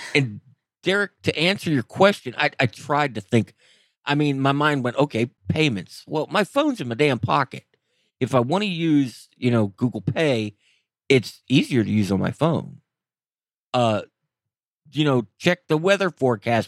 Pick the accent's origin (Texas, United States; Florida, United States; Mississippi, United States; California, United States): Florida, United States; moved away; I grew up in Florida